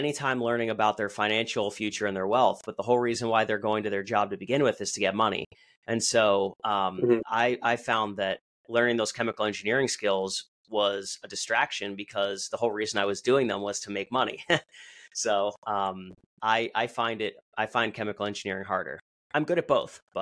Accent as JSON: {"language": "English", "town": "Allentown", "region": "Pennsylvania", "country": "United States", "tie": "born or raised there", "said": "my hometown"}